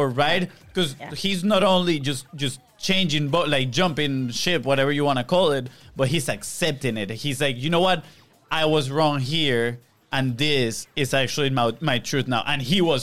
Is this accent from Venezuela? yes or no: yes; Venezuela; moved away; we come from Venezuela, where honestly we didn't experience racism growing up